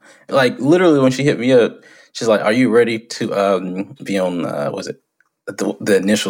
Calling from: Washington, North Carolina, United States; I am in Washington, North Carolina.

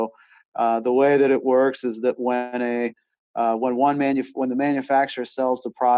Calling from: Charlotte, North Carolina, United States

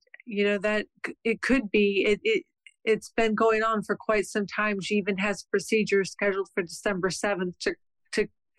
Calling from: Mishawaka, Indiana, United States; I'm calling from Mishawaka, Indiana.

